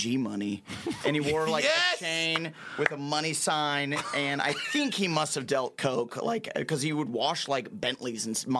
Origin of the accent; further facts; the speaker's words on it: Nebraska, United States; moved away; I'm from Nebraska just losing my mind.